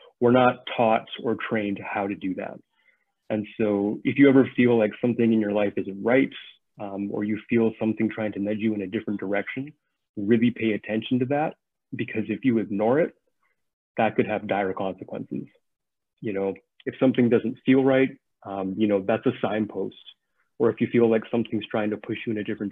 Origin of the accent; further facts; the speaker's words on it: Saskatchewan, Canada; moved away as an adult; now in Vancouver, Canada; I grew up in Saskatchewan